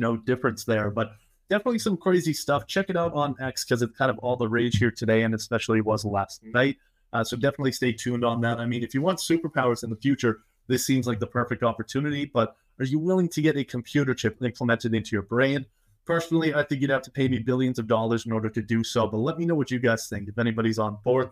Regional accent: Massachusetts, United States; my home state of Massachusetts

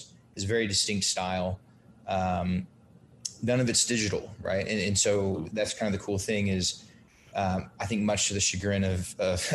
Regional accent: Brazil; moved away; I grew up in Brazil

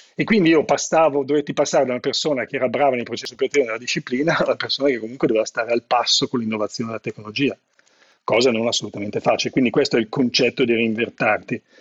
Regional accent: Italy; moved away as an adult; also born or lived in Seattle, United States; il mio paese

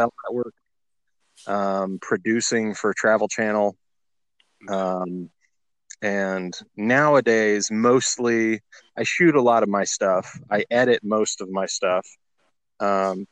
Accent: Tallahassee, Florida, United States; also born or lived in Los Angeles / Orlando; I'm from Tallahassee, Florida.

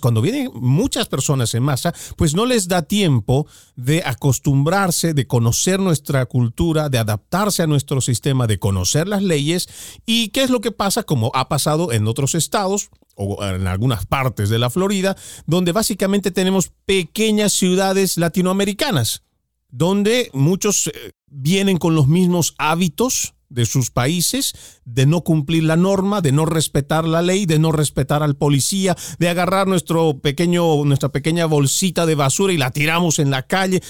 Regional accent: Bolivia; now in United States; yo soy de Bolivia, muy orgulloso de haber nacido allá

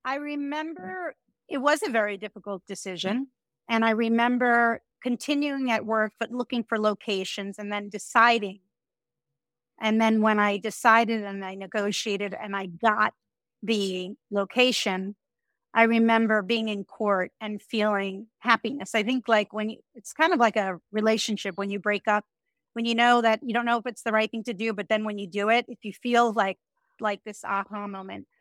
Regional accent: Woodmere, New York, United States; moved away as an adult; now in Miami, United States; Woodmere, Long Island, which is where I grew up

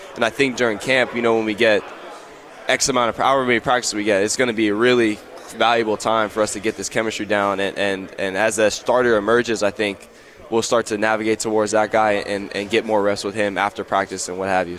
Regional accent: Simi Valley, California, United States; I'm from Simi Valley.

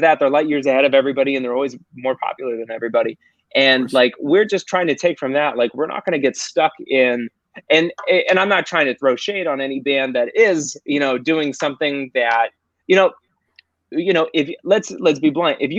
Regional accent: Ohio, United States; My dad is a lifelong Browns fan. Because we're from Ohio.

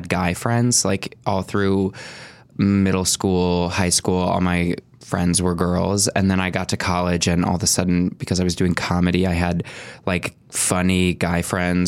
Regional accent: Valparaiso, Indiana, United States; now in Los Angeles, United States; I'm from a town called Valparaiso, and there wasn't a mall in our town

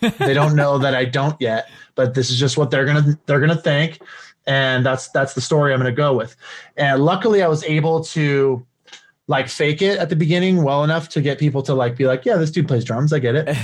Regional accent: California, United States; born and raised in California

